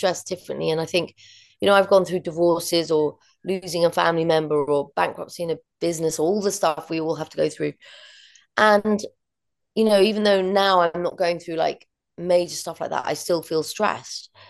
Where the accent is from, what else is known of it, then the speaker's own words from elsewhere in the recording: London, United Kingdom; growing up in London and always being in a city